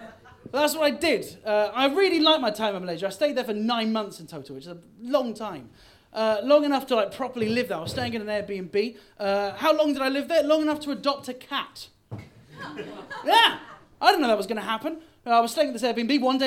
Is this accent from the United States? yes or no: no; Bristol, South West England, United Kingdom; I am from Bristol, but I sound a bit posh. But don't worry, I'm not.